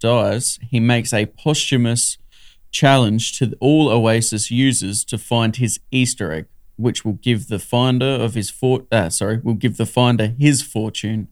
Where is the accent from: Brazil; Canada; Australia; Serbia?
Australia; I'm best classified as an Australian bogan.